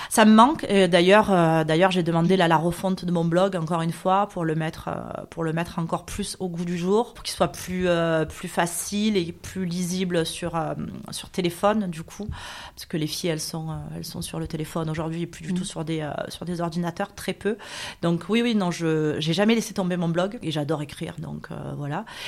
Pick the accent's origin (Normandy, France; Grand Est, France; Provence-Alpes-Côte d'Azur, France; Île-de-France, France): Provence-Alpes-Côte d'Azur, France; Marseille; je suis une Marseillaise euh, à la base des quartiers nord, puisque je suis née à la Viste en 1977, ce qui ne me rajeunit pas. Euh, j'ai toujours vécu à Marseille, je ne suis jamais partie